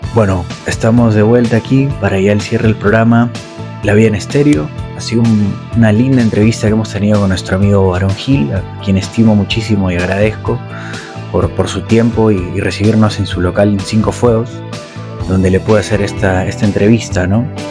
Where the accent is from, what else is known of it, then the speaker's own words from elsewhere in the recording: Tacna, Peru; de nuestra ciudad, de la ciudad Tacna